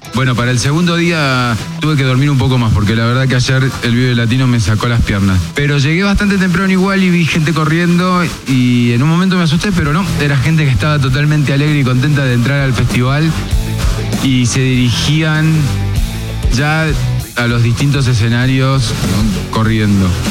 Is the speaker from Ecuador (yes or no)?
no; Argentina; now in Mexico; Como buen argentino